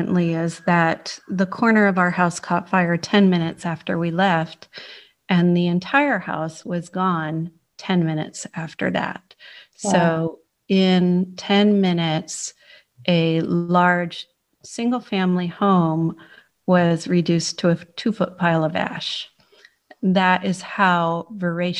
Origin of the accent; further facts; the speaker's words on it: San Francisco, California, United States; moved away as an adult; now in Cheltenham, United Kingdom; I was born in San Francisco, California